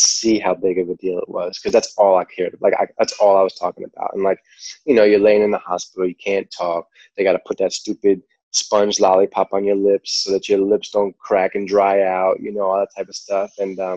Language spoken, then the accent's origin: English; New York, United States; accent: New York; my New York accent